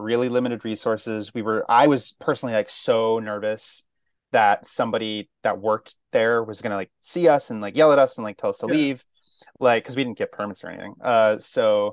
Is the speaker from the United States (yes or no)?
yes; Albany, New York, United States; also born or lived in Maine / New England; now in New York City, United States; I was born in Maine and kind of moved around New England a lot. But I mostly grew up in upstate New York, Albany.